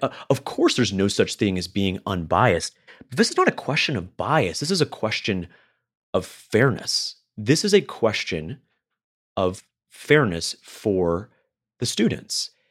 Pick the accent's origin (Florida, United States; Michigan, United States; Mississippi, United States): Florida, United States; I grew up in Florida. I live in Florida